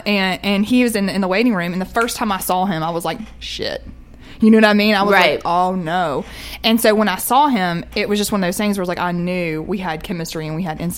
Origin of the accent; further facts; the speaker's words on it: the South, United States; I'm a Southerner